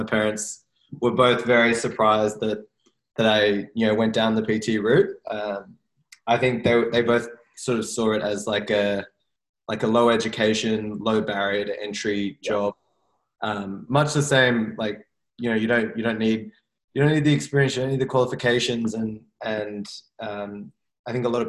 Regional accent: Sydney, New South Wales, Australia; Growing up in Sydney, my whole life, I have not lived in Paris.

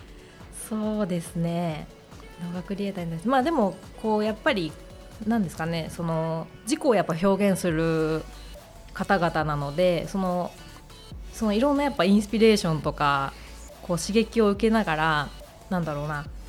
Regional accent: Hokkaido, Japan; moved away as an adult; also born or lived in Saitama / Sapporo; now in Tokyo, Japan; 私は北海道出身で、えー、専門学校を機に上京

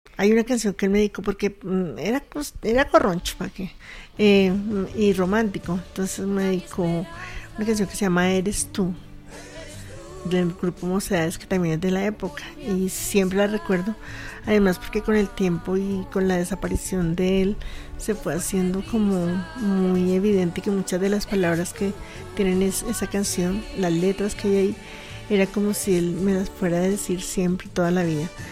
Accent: Colombia; como somos los colombianos

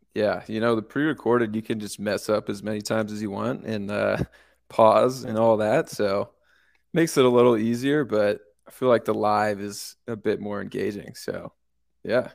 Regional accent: California, United States; moved away as an adult; also born or lived in San Luis Obispo, California; now in Denver, United States; I'm actually from California

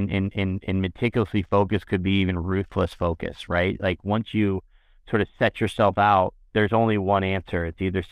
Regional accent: San Diego, California, United States; I grew up in San Diego

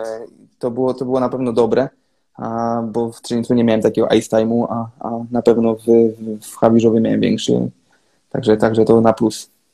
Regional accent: Gdańsk, Pomeranian Voivodeship, Poland; also born or lived in Kraków; now in Třinec, Czech Republic; pochodzę z Gdańska, tam zaczynałem swoją, swoją przygodę z hokejem

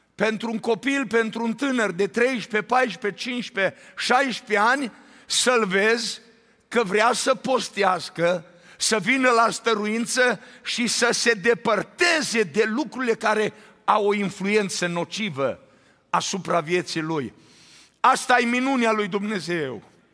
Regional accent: Romania; now in Arizona, United States; de când am plecat din țară

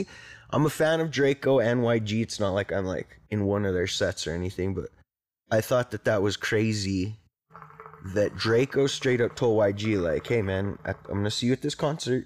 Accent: New Mexico, United States; I'm from New Mexico. I have a crazy-ass accent.

